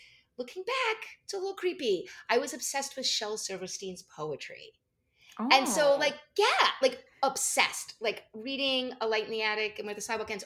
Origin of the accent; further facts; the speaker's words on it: New Jersey, United States; I grew up in New Jersey, so of course it was a local mall